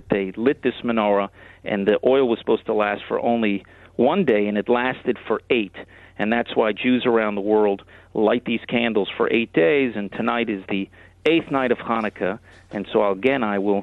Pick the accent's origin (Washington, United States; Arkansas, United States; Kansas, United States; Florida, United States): Florida, United States; Miami Beach; moved away as an adult; also born or lived in Israel; I was born in Miami Beach, Florida, in the great state